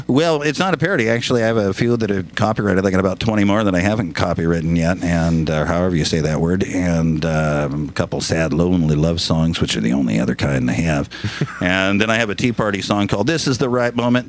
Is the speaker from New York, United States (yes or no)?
no; Lakewood, Washington, United States; I'm a local boy. There, born and raised in Lakewood